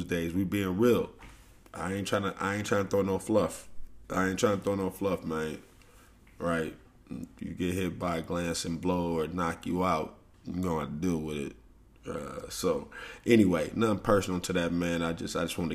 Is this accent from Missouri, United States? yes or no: yes; St. Louis, Missouri, United States; when I grew up in St. Louis